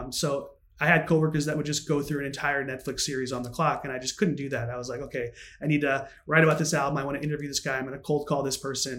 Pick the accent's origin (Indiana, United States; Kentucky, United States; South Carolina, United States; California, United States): Indiana, United States; Northern; moved away as an adult; now in Chicago, United States; I'm from Northern Indiana